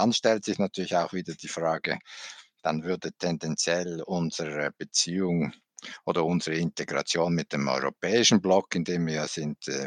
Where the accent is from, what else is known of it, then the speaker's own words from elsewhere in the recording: Switzerland; als Schweizer sagen kann, was er genau